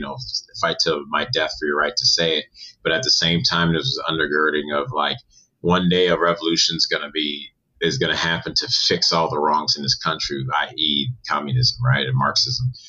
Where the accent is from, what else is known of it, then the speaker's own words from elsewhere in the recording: Evanston, Illinois, United States; moved away as an adult; also born or lived in Rochester, New York; now in Los Angeles, United States; I grew up outside of Chicago in Evanston, Illinois. I was born in upstate New York, Rochester. Moved out here in 2004